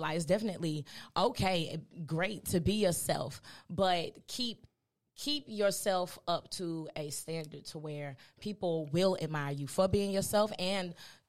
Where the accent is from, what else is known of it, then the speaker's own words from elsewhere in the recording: Greenville, South Carolina, United States; I grew up in on the west side, shout out to West Washington Street, West Greenville, and definitely was very independent, grew up through a struggle, and actually came up out on top.